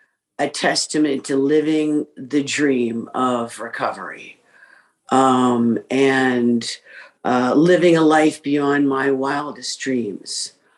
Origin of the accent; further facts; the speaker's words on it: New York, United States; born there; I was born in New York, both parents, alcoholics, of four siblings.